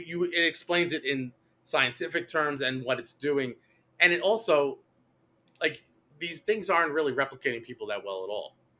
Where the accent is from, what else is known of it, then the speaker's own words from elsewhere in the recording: New York City, New York, United States; where I grew up in Brooklyn